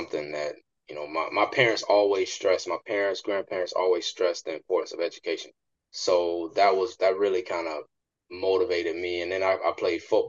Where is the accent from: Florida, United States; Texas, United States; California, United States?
Florida, United States; West Park; also born or lived in Hollywood, Florida; I grew up in Hollywood, Florida. I was actually born in Hollywood. And I actually grew up in a small town called West Park, Florida, also known as Carver Ranches.